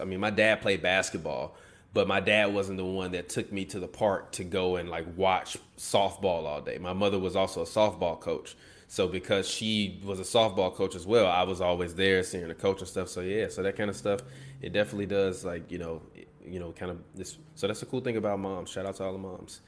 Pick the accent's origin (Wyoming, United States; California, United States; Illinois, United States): Illinois, United States; Chicago; we grew up on the South Side